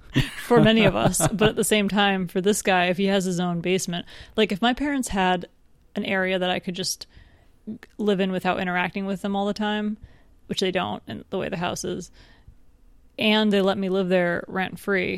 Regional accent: England, United Kingdom; I'm also from England.

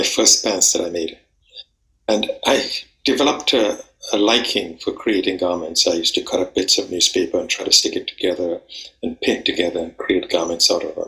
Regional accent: Trinidad & Tobago; moved away as an adult; now in London, United Kingdom; I'm actually from the West Indies, from Trinidad and Tobago.

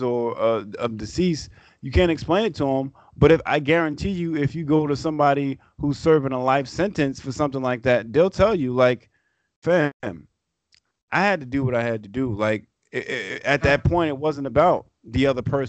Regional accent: New York City, New York, United States; staying in Brooklyn my whole life and Queens my whole life

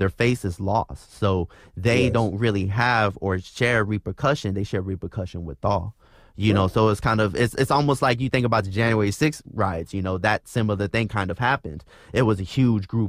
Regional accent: Austin, Texas, United States; being in Texas, growing up in Austin

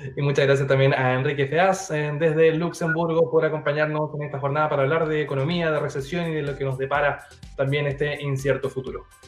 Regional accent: Chile; como le llamamos aquí en Chile

